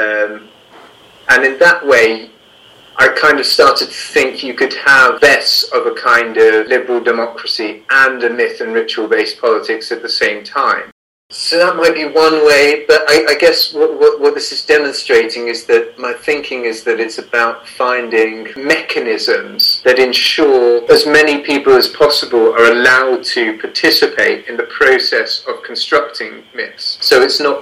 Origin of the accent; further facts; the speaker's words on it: England, United Kingdom; accent: English; my English accent